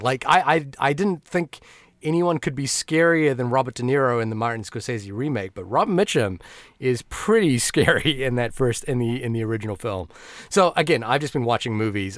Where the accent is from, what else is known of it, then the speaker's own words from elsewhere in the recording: Fiji; moved away; also born or lived in New Zealand; despite growing up in a Bollywood-obsessed household, uh, being an Indian kid, uh, in Fiji